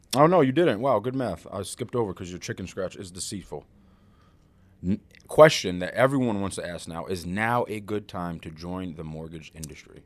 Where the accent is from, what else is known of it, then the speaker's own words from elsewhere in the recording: Springfield, Massachusetts, United States; I'm from Springfield, Mass